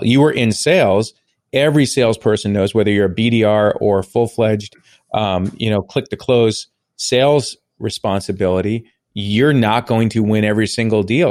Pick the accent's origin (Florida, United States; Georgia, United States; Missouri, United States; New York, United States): New York, United States; Long Island; I grew up on Long Island